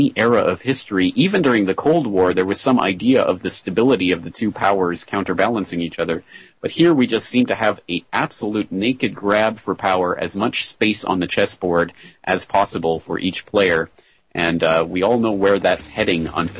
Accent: Calgary, Alberta, Canada; my hometown of Calgary in Alberta, Canada

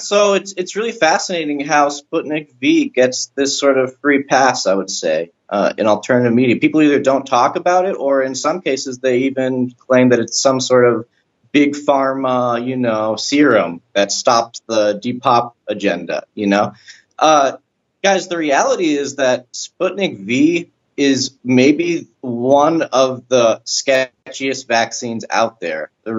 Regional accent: United States; moved away as an adult; now in Russia; Well, I'm an American. I've lived in Russia for about 7 years now, 7-8 years maybe, on and off.

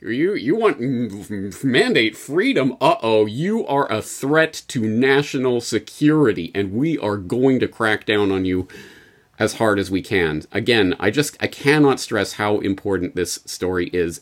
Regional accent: Canada; as a Canadian

